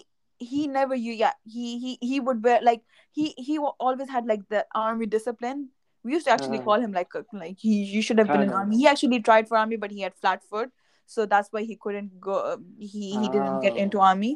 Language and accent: English; Islamabad, Islamabad Capital Territory, Pakistan; moved away; we grew up in Islamabad